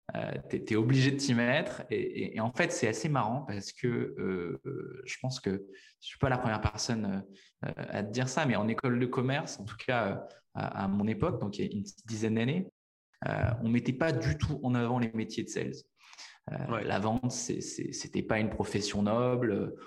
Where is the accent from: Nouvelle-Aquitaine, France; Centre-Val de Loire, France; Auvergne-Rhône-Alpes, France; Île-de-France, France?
Nouvelle-Aquitaine, France; La Rochelle; moved away; also born or lived in Paris; La Rochelle, qui est ma ville natale